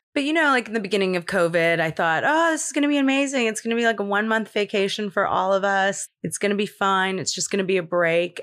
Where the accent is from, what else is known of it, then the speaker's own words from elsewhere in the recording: Los Angeles, California, United States; I grew up in Los Angeles. I'm born and raised here